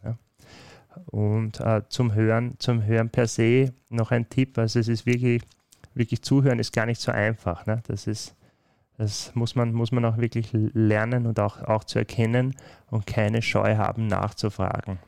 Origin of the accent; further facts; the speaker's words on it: Austria; In den Breiten, wo ich aufgewachsen bin, steht WOS für äh, wie bitte.